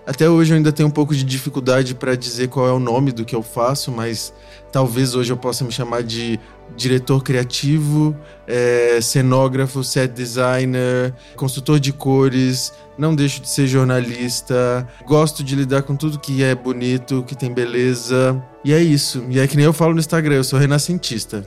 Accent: Belo Horizonte, Minas Gerais, Brazil; eu sou de Minas Gerais, eu nasci em Belo Horizonte

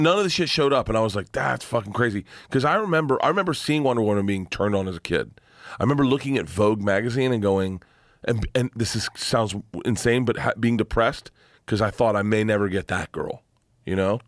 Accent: Florida, United States; growing up in Florida.

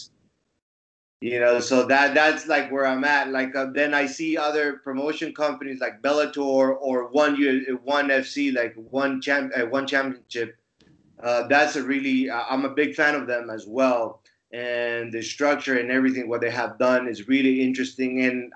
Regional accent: Bolivia; moved away as an adult; now in Finland; my home country, Bolivia

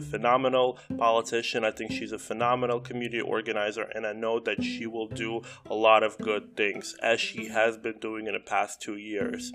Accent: Moscow, Russia; also born or lived in South Brooklyn, New York, United States; now in New York City, United States; I was born in South Brooklyn, I grew up in Moscow

